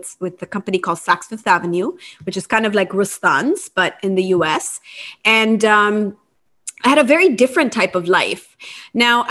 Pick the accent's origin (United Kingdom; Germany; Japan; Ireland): Japan; moved away as an adult; also born or lived in United States; I grew up in Japan and I went to college in the US